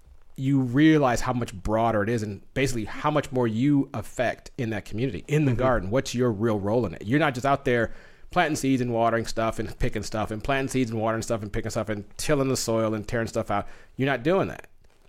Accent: Southwest, United States; You know, I'm from the Southwest, so hot weather is my thing.

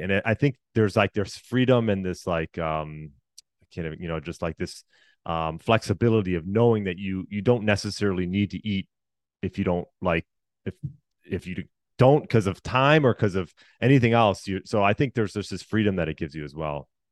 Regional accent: Chicago, Illinois, United States; also born or lived in Deerfield, Illinois; I was born outside Chicago, uh, yeah, just, just outside Chicago, Illinois

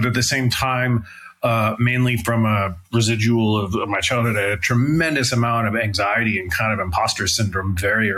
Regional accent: San Francisco, California, United States; I grew up in San Francisco, kind of in the mid 90s

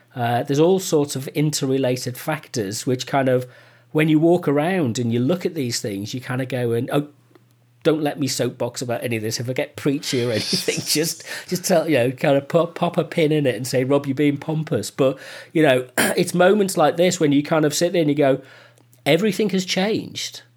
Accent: United Kingdom; We're British

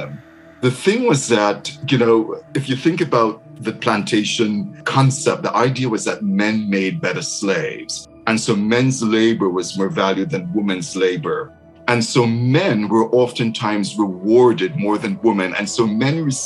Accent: Jamaica; now in Michigan, United States; growing up in Jamaica

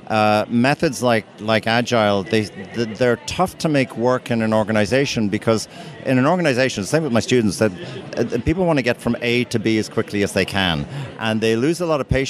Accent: Ireland; I'm actually from Ireland myself

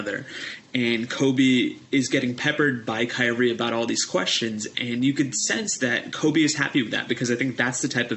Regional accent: India; as an Indian

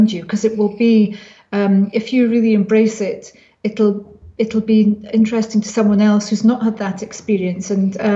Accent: small Scottish town, Scotland, United Kingdom; my hometown, which is a town of secrets and things going on

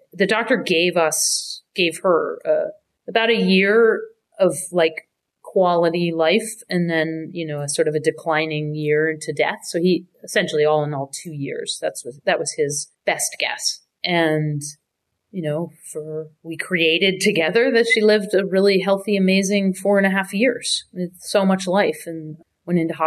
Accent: United States; moved away as an adult; also born or lived in Canada; now in New York, United States; I had moved from Canada. I'm American, but I'd lived up there working, playing music

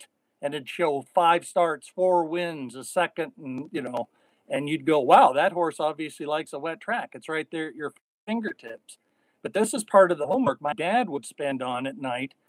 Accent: Spokane, Washington, United States; moved away; where I grew up at Playfair in Spokane, Washington

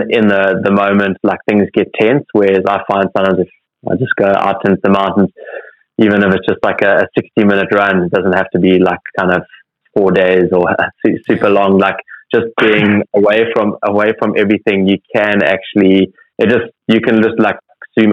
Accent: Cape Town, Western Cape, South Africa; growing up as a kid and even as a teenager, growing up in Cape Town

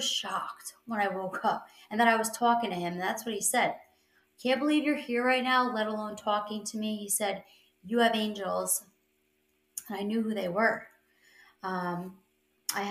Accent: New York, United States; I'm from New York.

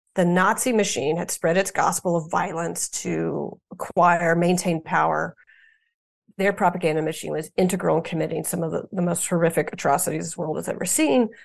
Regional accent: United States; as an American

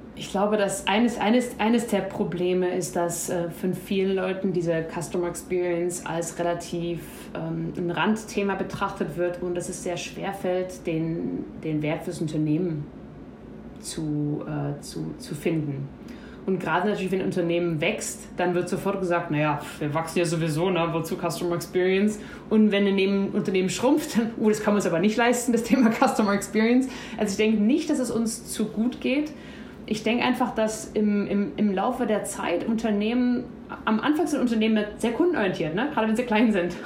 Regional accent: Germany; als Deutsche

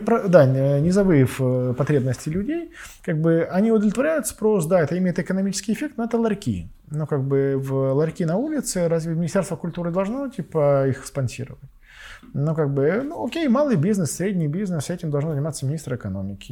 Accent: Donetsk, Donetsk Oblast, Ukraine; я сам родом из Донецка

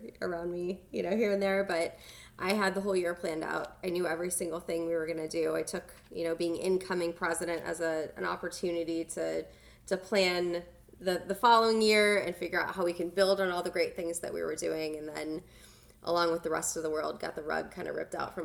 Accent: Ohio, United States; now in Tampa, United States; I was born in Ohio.

